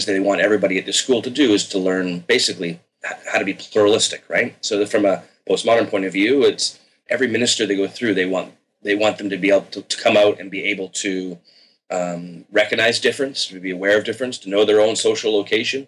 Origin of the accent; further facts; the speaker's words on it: Victoria, British Columbia, Canada; I grew up secular in Canada. In Victoria on the West Coast